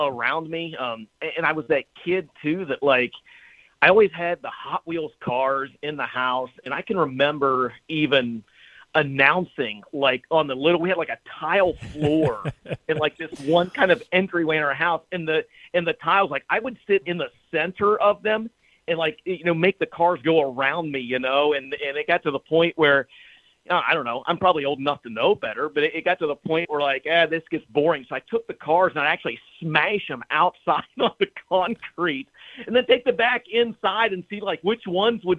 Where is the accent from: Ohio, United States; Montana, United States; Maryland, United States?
Ohio, United States; Bethesda; I was born and raised in Eastern Ohio